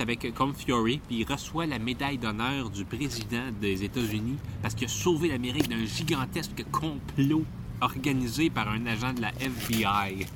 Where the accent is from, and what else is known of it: Quebec, Canada